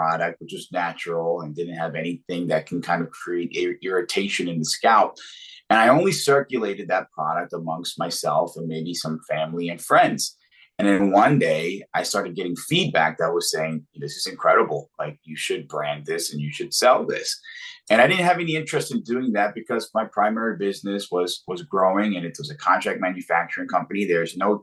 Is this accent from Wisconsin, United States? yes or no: no; Philadelphia, Pennsylvania, United States; I'm from Philadelphia